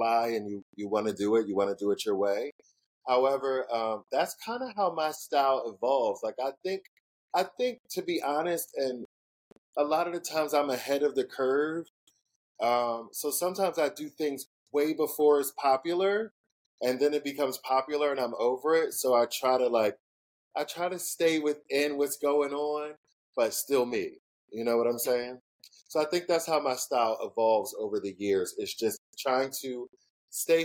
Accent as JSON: {"language": "English", "town": "Philadelphia", "region": "Pennsylvania", "country": "United States", "tie": "born or raised there", "also_born_or_lived": "Atlanta", "moved": "as an adult", "lives_now": "Los Angeles, United States", "said": "I'm from Philly, born and raised"}